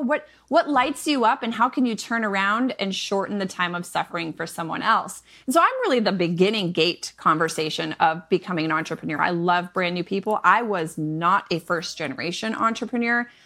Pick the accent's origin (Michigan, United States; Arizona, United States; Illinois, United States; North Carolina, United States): Michigan, United States; moved away; I am a Midwest mama of seven. I'm originally from Michigan